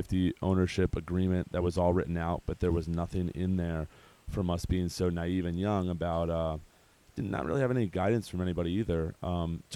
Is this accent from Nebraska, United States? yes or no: no; Baltimore, Maryland, United States; moved away as an adult; also born or lived in San Diego; move back to Baltimore where our family is